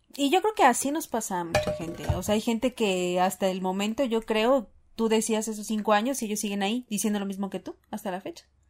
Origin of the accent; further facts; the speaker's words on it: Mexico; como buen mexicano